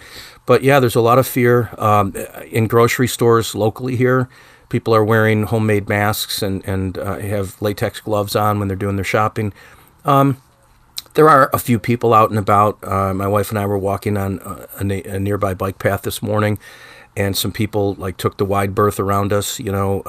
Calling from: Buffalo, New York, United States; Well, I'm in Buffalo, New York. For those that aren't familiar with the geography of New York State, we're 400 miles from New York City.

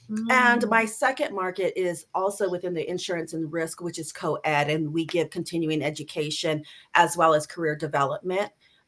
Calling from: California, United States; I'm in sunny Southern California.

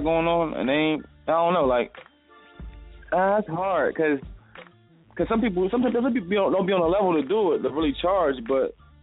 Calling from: Tarpon Springs, Florida, United States; also born or lived in Delaware; I'm calling from Tarpon Springs, Florida.

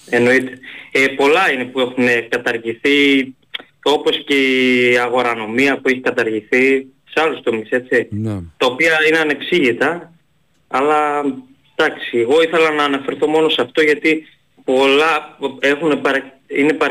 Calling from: Thessaloniki, Central Macedonia, Greece; από Θεσσαλονίκη.

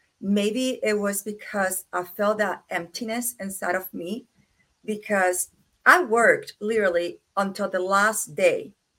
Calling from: Kingsport, Tennessee, United States; And I am here from Kingsport, Tennessee, and it's very cold over here.

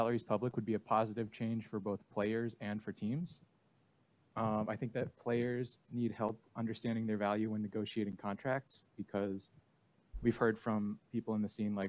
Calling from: Duluth, Minnesota, United States; I'm calling from Duluth, Minnesota.

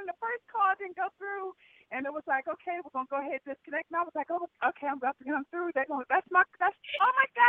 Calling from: Ohio, United States; And I am calling from Ohio, home

